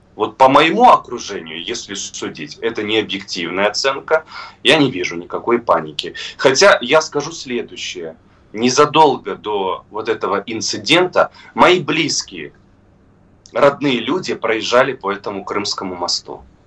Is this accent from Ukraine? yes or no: yes; Crimea, Ukraine; просто как крымчанин